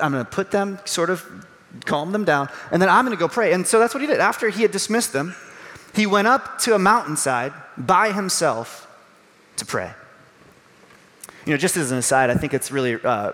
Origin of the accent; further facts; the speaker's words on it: Chicago, Illinois, United States; Growing up around the Chicago area